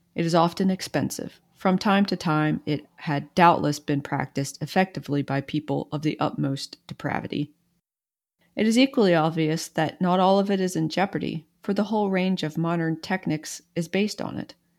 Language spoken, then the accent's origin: English; East Coast, United States; I'm from the East Coast